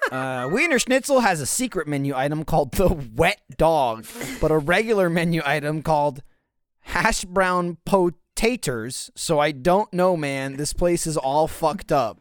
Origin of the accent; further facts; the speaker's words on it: East Coast, United States; moved away; I grew up on the East Coast where there's just hot dogs everywhere